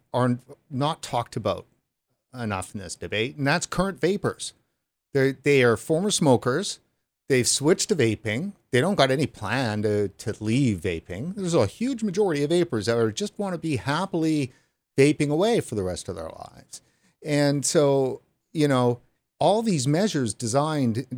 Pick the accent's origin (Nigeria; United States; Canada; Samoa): Canada; as a Canadian